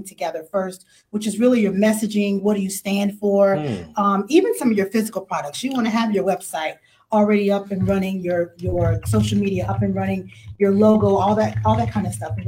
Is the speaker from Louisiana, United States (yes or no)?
yes; New Orleans, Louisiana, United States; moved away as an adult; now in Houston, United States; Born and raised in New Orleans, Louisiana